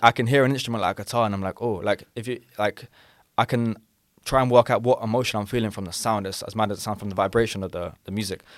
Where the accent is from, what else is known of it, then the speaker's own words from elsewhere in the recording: London, United Kingdom; accent: London; I'm from London